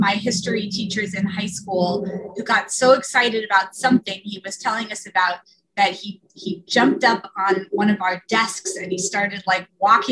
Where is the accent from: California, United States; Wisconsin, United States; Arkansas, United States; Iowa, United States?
California, United States; San Diego; also born or lived in Chicago, Illinois; now in Williston, United States; I grew up in San Diego, California. I was born in Chicago, but moved to San Diego when I was really young